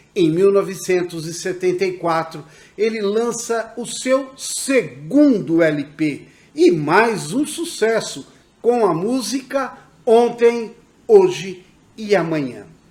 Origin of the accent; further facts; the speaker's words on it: Aimorés, Minas Gerais, Brazil; Eu sou da região do Vale do Rio Doce, uma pequena cidade do interior de Minas Gerais, Aimorés